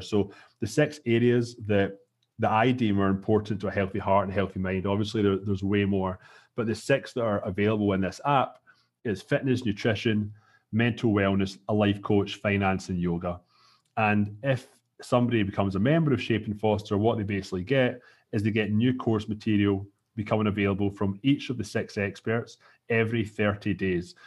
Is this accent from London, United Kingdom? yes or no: no; Scotland, United Kingdom; moved away as an adult; now in Toronto, Canada; I'm from Scotland